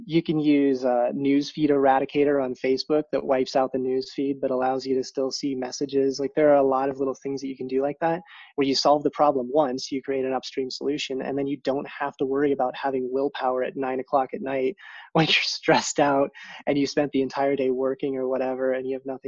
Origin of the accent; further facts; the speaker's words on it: South Dakota, United States; moved away as an adult; I grew up in South Dakota